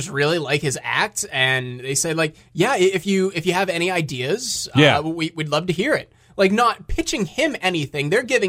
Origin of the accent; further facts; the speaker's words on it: Pennsylvania, United States; I'm from Pennsylvania.